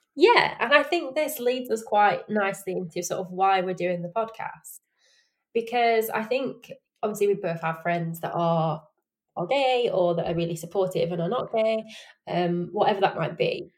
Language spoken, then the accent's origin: English; Sheffield, Yorkshire and the Humber, United Kingdom; accent: Yorkshire; I live in Yorkshire. I'm from Sheffield, born and bred